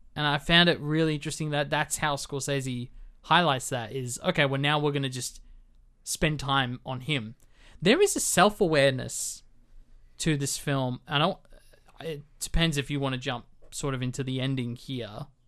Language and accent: English; Australia; as an Australian